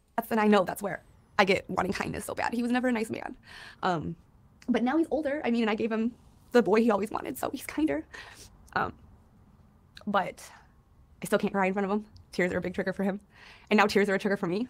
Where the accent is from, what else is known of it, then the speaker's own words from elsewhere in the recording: Griffith, Indiana, United States; In Northwest Indiana, a very small town called Griffith, two miles by two miles